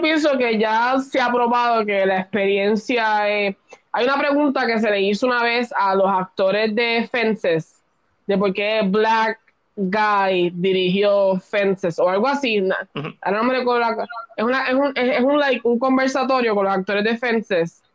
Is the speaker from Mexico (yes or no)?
no; Puerto Rico; nosotros como boricua